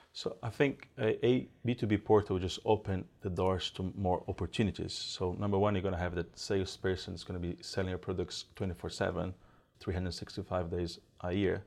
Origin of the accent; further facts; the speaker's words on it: Brazil; moved away as an adult; now in New Zealand; I'm originally from Brazil. I moved into New Zealand about sixteen years ago